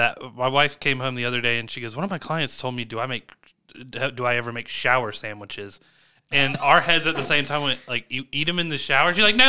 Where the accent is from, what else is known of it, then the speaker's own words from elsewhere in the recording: Chapin, South Carolina, United States; growing up in Chapin White Rock, I know all of them.